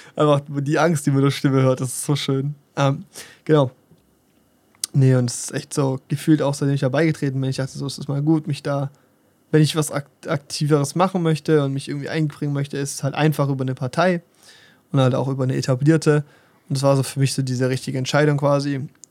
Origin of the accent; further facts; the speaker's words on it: Germany; stolz bin, Deutscher zu sein